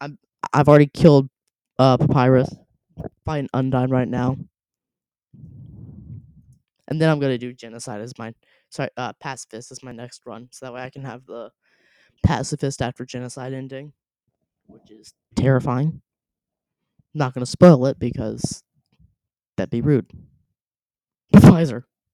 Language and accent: English; Louisville, Kentucky, United States; also born or lived in Sanford, North Carolina; I was born in Sanford, North Carolina, where we lived in an apartment. Then we moved to Louisville and lived in an apartment.